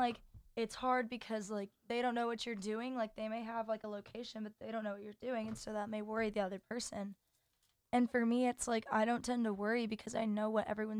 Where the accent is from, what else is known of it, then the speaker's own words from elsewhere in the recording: Dallas, Texas, United States; I'm from Dallas.